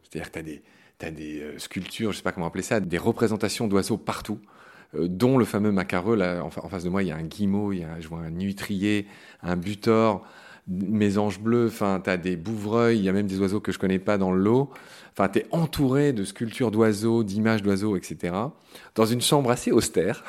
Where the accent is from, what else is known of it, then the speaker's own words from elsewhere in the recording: Lorraine, Grand Est, France; moved away; dans ma Lorraine natale